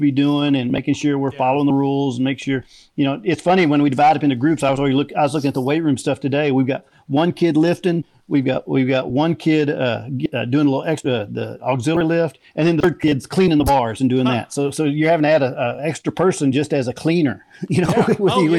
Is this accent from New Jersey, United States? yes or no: no; Waco, Texas, United States; I grew up in Waco.